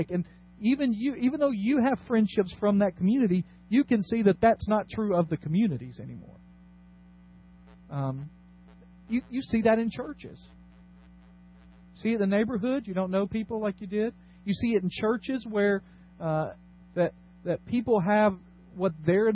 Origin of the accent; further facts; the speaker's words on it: Dyersburg, Tennessee, United States; now in Nashville area, United States; When I grew up in Dyersburg, we had, on our youth group, we had 120